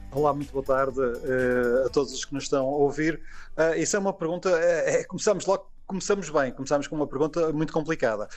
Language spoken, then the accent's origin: Portuguese; Porto, Norte, Portugal; accent: Porto; tendo nascido e crescido no Porto